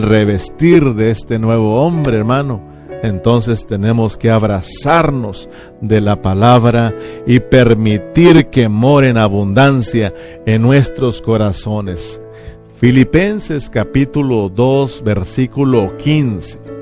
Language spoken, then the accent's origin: Spanish; Mexico; uno de nosotros como mexicanos